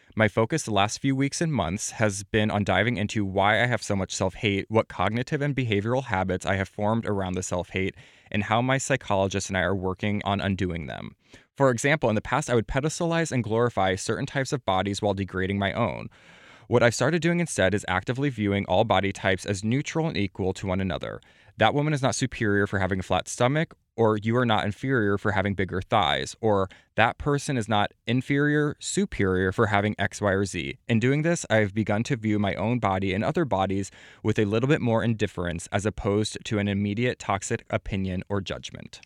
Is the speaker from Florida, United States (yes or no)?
no; Platte, South Dakota, United States; I'm from Platte, South Dakota, population thirteen hundred